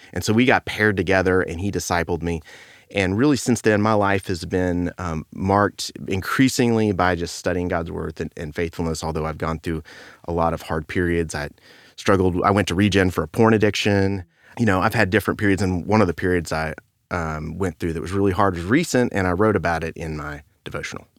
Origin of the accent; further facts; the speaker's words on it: Beaumont, Texas, United States; I grew up in Beaumont